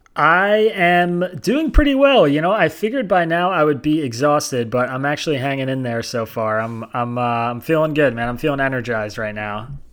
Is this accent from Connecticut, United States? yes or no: no; Bucks County, Pennsylvania, United States; I grew up in in Bucks County, Pennsylvania